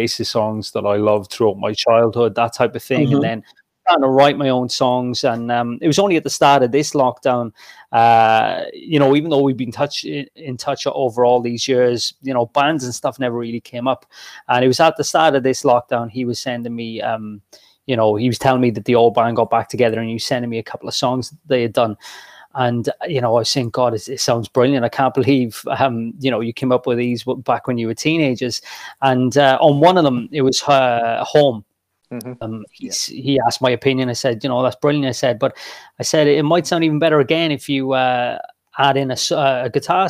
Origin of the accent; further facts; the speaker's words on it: Port Talbot, Wales, United Kingdom; moved away as an adult; now in Ireland; I moved over when I was 18 from Port Talbot to Ireland, so still over here.